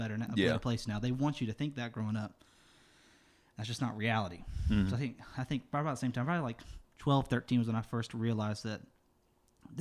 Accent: Durham, North Carolina, United States; growing up in Durham, which is, like, what, 35% African-American right now

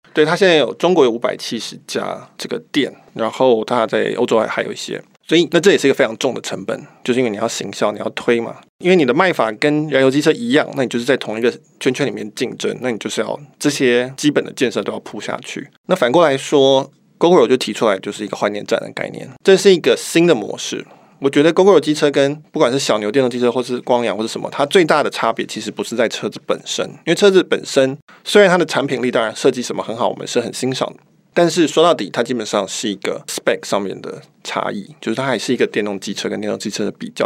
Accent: Taiwan; 我们在台湾长大，我们自然而然会想要服务台湾的读者

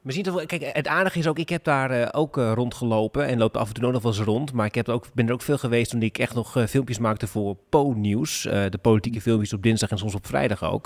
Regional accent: Groningen, Netherlands; ik kom uit Groningen, Koen. En ik woon in Groningen.

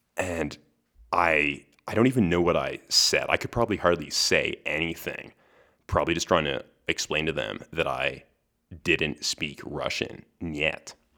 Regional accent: Western Canada, Canada; my Western Canadian uninformed perspective

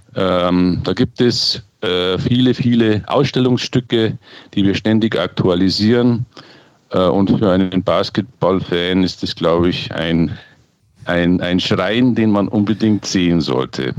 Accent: Munich, Bavaria, Germany; ich bin Münchner

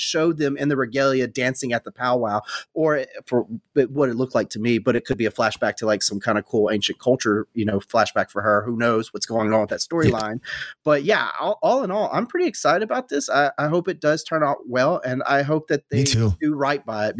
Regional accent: the South, United States; I'm white bread from the South.

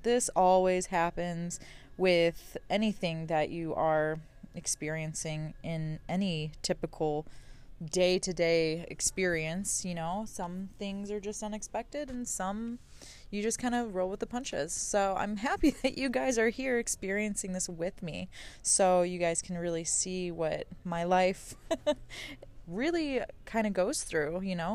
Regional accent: New Mexico, United States; I'm from New Mexico

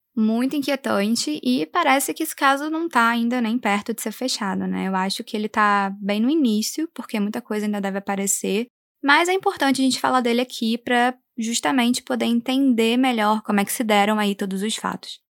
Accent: Brazil; also born or lived in United States; como brasileira

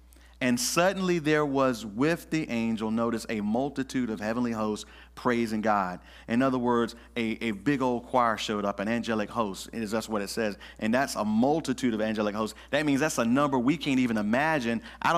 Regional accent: the South, United States; And I'm from the South. We didn't have street lights. I'm from the farm. We had what's called an area light.

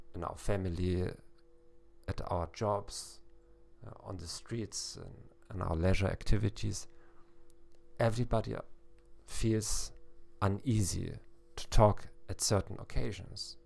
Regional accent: Hamburg, Germany; now in South Eastern Europe; I'm a psychologist from Hamburg, Germany

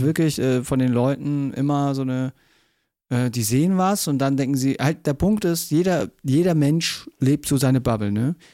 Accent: Munich, Bavaria, Germany; ich bin auch geboren, halt richtig äh, geborener Münchner, auch äh, Bayer

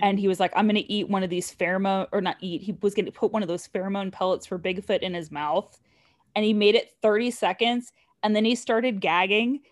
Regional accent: Southern California, United States; now in Texas, United States; I grew up in Southern California

